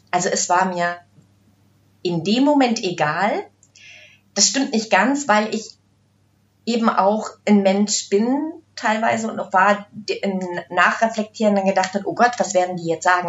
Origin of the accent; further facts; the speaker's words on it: Brandenburg, Germany; ich komme ja aus dem Osten, ich bin ja auch so ein Mädchen, zwar nicht aus Ostberlin, aber aus Brandenburg